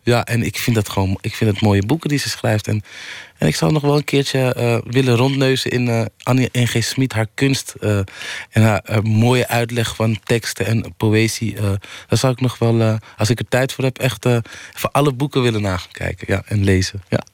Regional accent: Amsterdam, North Holland, Netherlands; ik kom uit Amsterdam Oost

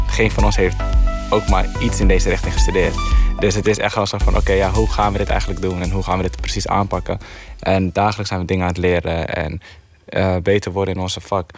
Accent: Heerhugowaard, North Holland, Netherlands; Ik, ik kom uit Heerengewaard, dus ik, daar ben ik opgegroeid

